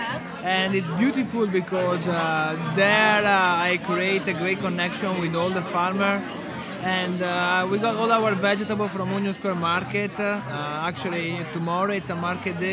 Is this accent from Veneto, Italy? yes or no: yes; Padua, Veneto, Italy; English is a second language; moved away as an adult; also born or lived in Milan, Italy; now in New York, United States; I'm from Padova, so Padova is northeast near Venice